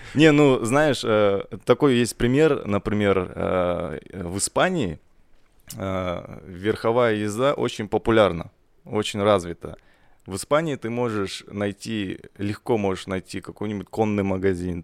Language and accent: Russian; Kazakhstan; мы же все казахи